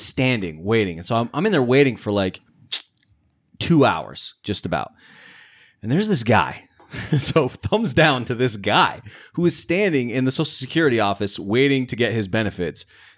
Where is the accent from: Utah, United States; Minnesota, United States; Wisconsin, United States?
Utah, United States; Roy; I grew up in Roy.